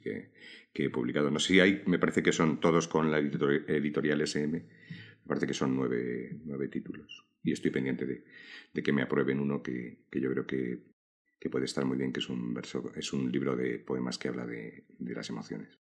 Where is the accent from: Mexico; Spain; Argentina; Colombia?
Spain; Toledo, Castilla-La Mancha; also born or lived in Galicia; yo nací en Toledo. Mi infancia son recuerdos de un patio de Toledo.